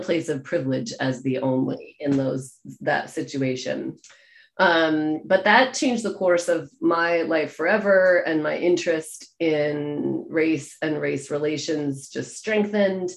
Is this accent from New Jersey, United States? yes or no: no; Maine, United States; I grew up in Maine, in the US